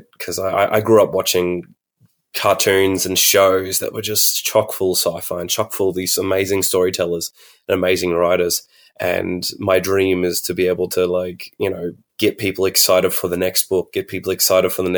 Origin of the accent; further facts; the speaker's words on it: Alice Springs, Northern Territory, Australia; I'm from Central Australia, Arundaland in Mumbantwa, Alice Springs, and NT.